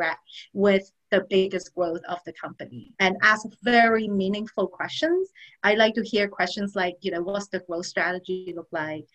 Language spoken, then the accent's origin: English; Orlando, Florida, United States; I am actually from Orlando, Florida, the happiest place on earth